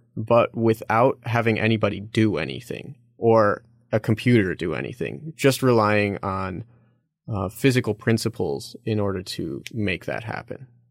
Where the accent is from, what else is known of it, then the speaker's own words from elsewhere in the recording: Chicago, Illinois, United States; moved away as an adult; I'm originally from Chicago, so Illinois was close to where I grew up